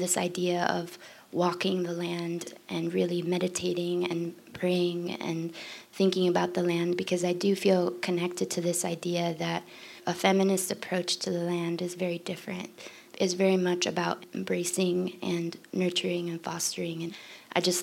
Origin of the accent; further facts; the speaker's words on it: Florida, United States; my home state